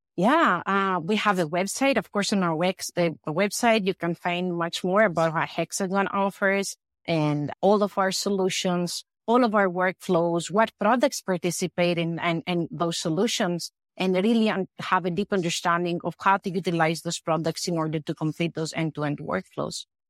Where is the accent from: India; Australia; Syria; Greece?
Greece; moved away as an adult; also born or lived in United States; I am originally from Greece. I came to the U S for master and P H D studies